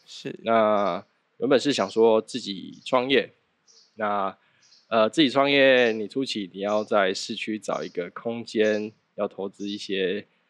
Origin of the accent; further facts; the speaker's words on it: Xigang, Tainan, Taiwan; 我是从小在西港长大的